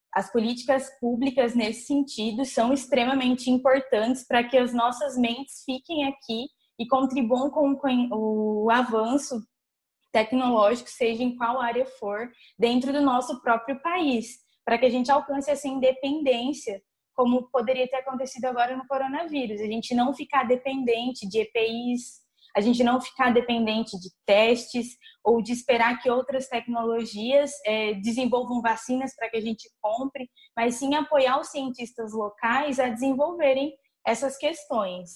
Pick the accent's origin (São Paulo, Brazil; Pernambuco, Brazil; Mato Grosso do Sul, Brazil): Mato Grosso do Sul, Brazil; Nova Andradina; moved away; sou de uma cidade, vim de Nova Andradina, cidade de interior.